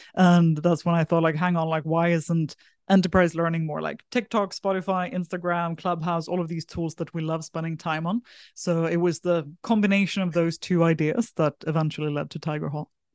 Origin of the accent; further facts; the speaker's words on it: south of Sweden, Sweden; moved away as an adult; also born or lived in San Francisco; now in Singapore; I'm originally from Sweden, grew up in a small village in the south of Sweden, moved across to Singapore when I was eighteen